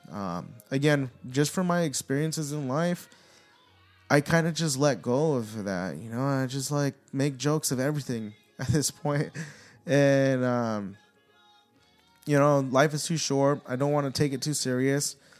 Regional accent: United States; We are all American. The ones that were born here

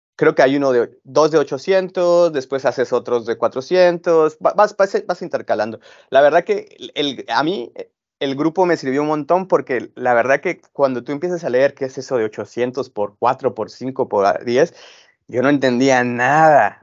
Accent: Guatemala; yo soy de Guatemala

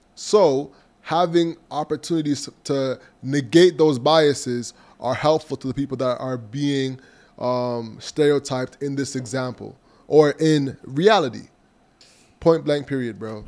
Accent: Toronto, Ontario, Canada; I was from Malvern

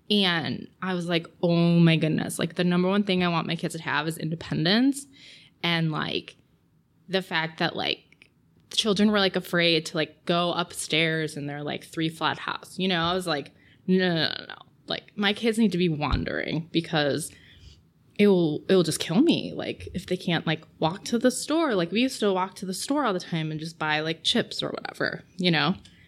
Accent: Batavia, Illinois, United States; certainly my interests have changed since I was, you know, like a high schooler here, where basically we were like, there's nothing to do in Batavia.

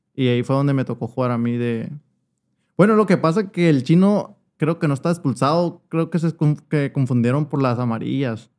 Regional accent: Hermosillo, Sonora, Mexico; aquí nací en Hermosillo. Ok. Pero mis papás todo el tiempo vivieron ahí, pues, y pues ahí me crié.

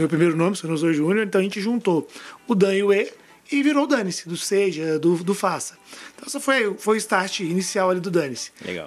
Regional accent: Brasília, Federal District, Brazil; todo mundo sabe que eu sou de Brasília

